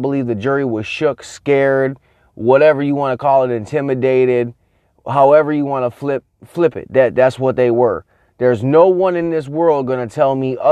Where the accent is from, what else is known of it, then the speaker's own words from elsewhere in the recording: Minneapolis, Minnesota, United States; I'm from Minnesota, from Minneapolis